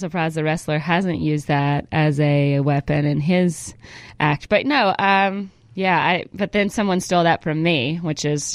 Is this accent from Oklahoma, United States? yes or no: no; Georgia, United States; moved away; also born or lived in Northern California; we moved to Georgia when I was 5